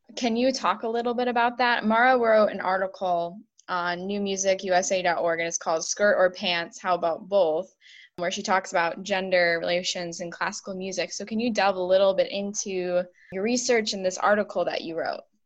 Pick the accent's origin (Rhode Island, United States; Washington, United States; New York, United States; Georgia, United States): New York, United States; Buffalo; I'm from the Buffalo area